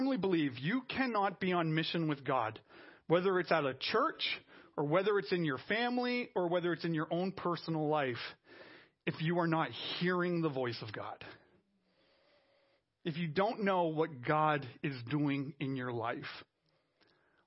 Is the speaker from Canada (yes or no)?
yes; Canada; I'm French Canadian.